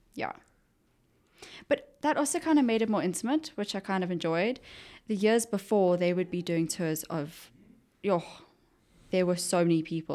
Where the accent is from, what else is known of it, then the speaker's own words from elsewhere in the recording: Johannesburg, Gauteng, South Africa; also born or lived in Pretoria; Johannesburg. Uh-huh. Um, born and bred.